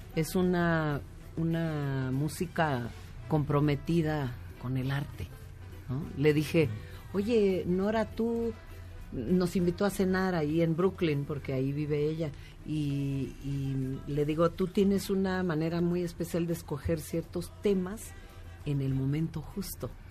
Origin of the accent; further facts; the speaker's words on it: Oaxaca, Mexico; moved away; also born or lived in New York; los oaxaqueños tendemos, muchos de nosotros tendemos a migrar